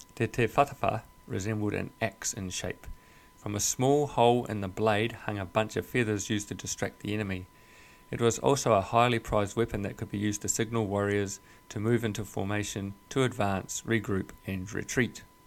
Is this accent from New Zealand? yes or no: yes; New Zealand; I was born and raised in New Zealand